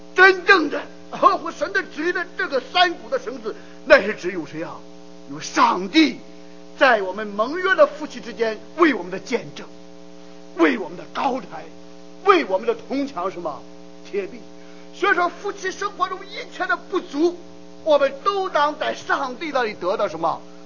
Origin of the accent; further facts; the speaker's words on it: China; 我们中国人